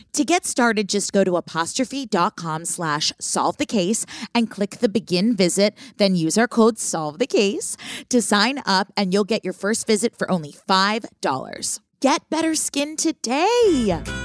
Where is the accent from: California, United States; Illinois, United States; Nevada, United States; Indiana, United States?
California, United States; Oakland; I grew up in Oakland